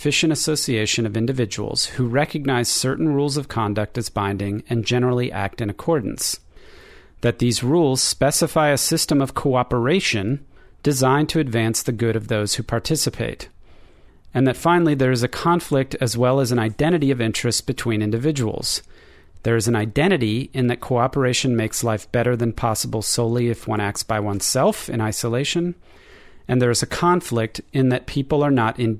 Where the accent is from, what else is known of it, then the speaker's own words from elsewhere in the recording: Baltimore, Maryland, United States; now in Austin, United States; born in 1921 in my hometown of Baltimore, Maryland